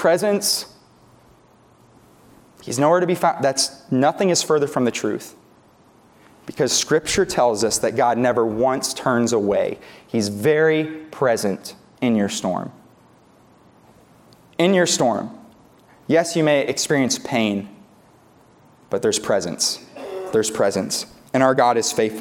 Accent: New York, United States; moved away as an adult; now in Tulsa, United States; we're from New York originally. We didn't have tornadoes up there. We just had lake effect snowstorms

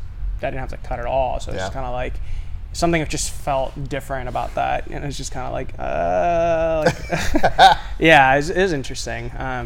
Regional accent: Puerto Rico; Cuban and Spanish and Puerto Rican. But I was born in Puerto Rico.

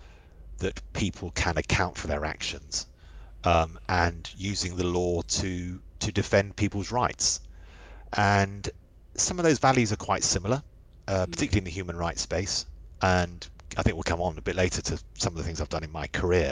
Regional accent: London, United Kingdom; I grew up in West London. We lived under the flight path of Heathrow

